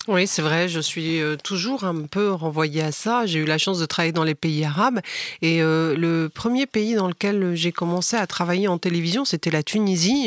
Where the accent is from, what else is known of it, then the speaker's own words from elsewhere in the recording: France; also born or lived in Beirut, Lebanon; j'ai j'ai grandi en France, j'étais à l'école de la République